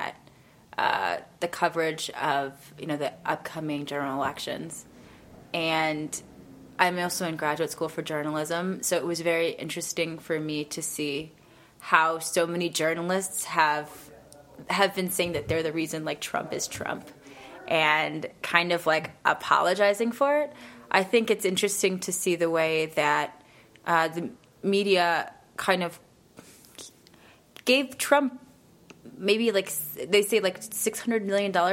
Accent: Detroit, Michigan, United States; I'm from Detroit. I'm from Michigan

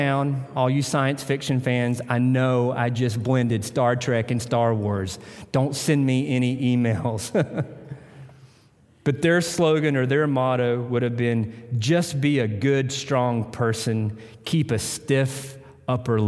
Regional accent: Tennessee, United States; moved away; I'm from Tennessee

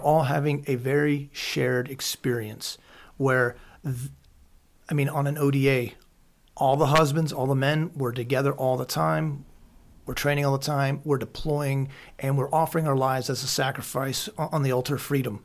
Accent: Pennsylvania, United States; I grew up here in Pennsylvania going to gun shows

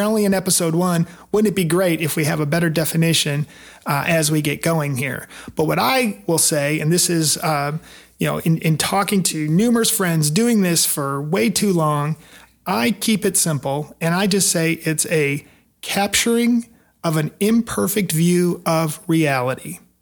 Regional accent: Detroit, Michigan, United States; moved away as an adult; now in Nashville, United States; I grew up in Detroit, but I've been in the Nashville area for the last twenty years

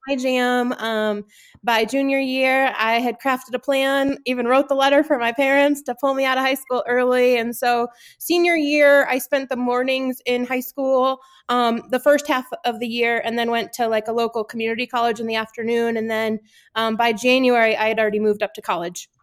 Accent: Connecticut, United States; now in Gunnison, United States; I grew up in Connecticut, um, kind of halfway between New York City and Boston.

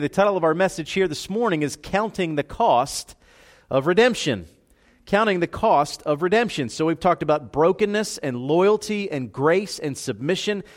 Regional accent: Philadelphia, Pennsylvania, United States; moved away as an adult; also born or lived in South Georgia; where I grew up in Philadelphia

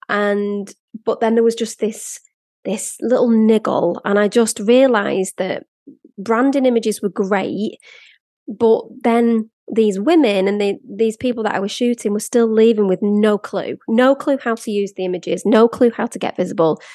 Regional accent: Blackpool, North West England, United Kingdom; moved away; also born or lived in London; I grew up in Blackpool

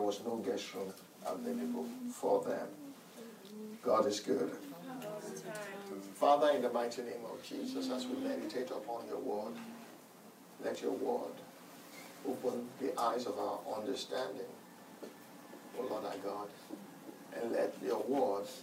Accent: Nigeria; Growing up in Nigeria as a young man

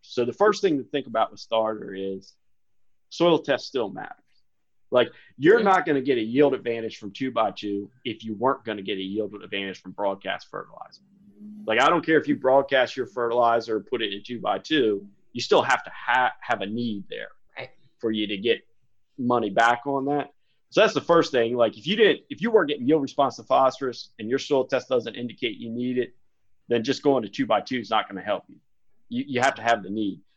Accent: Smyrna, Delaware, United States; moved away; also born or lived in Maryland; I grew up in Smyrna, Delaware, kind of small town

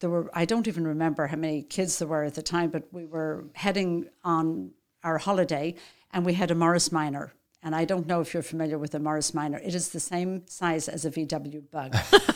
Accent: Dublin, Leinster, Ireland; moved away as an adult; now in United States; I grew up in Dublin, Ireland. I'm one of 8 children.

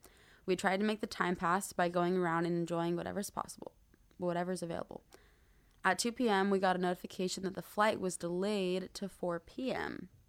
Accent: Arizona, United States; moved away as an adult; now in Hawaii, United States; We're both from Arizona

